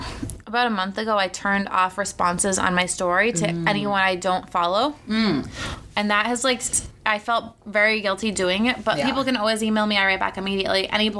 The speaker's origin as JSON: {"language": "English", "area": "Cape Cod", "region": "Massachusetts", "country": "United States", "tie": "born or raised there", "said": "I grew up on Cape Cod"}